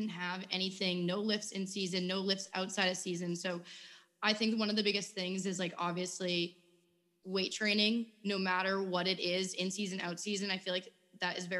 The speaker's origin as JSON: {"language": "English", "region": "New England", "country": "United States", "said": "I'm from New England and ice hockey is very big up there"}